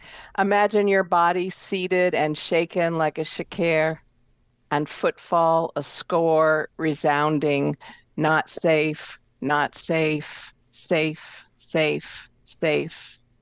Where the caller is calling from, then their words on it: Seattle, Washington, United States; I'm from Seattle, Washington.